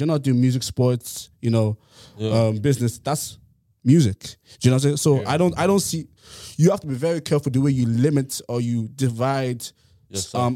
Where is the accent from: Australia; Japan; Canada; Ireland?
Ireland; Ennis, Munster; now in Dublin, Ireland; I came from Clare, like Ennis